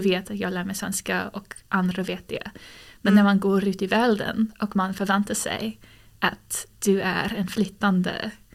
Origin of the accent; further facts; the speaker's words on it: United States; Swedish is a second language; moved away as an adult; now in Sweden; jag bor i Sverige men jag är ju eh, amerikansk medborgare